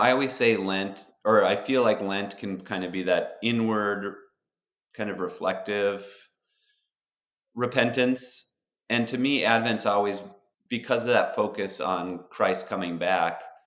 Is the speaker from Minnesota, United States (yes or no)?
yes; Duluth, Minnesota, United States; we grew up in Duluth, Minnesota